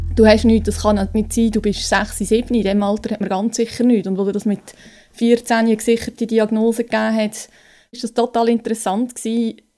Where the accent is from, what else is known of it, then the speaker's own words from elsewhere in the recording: Lucerne, Switzerland; ich komme aus Luzern